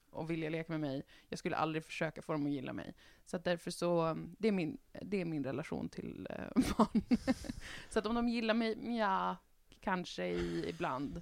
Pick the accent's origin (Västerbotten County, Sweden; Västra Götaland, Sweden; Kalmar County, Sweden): Västerbotten County, Sweden; jag är ju från Västerbotten